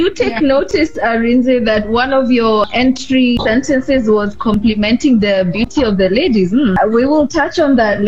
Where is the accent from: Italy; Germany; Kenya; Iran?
Kenya; now in Addis Ababa, Ethiopia; I'm Kenyan, but currently living in Addis Ababa, Ethiopia.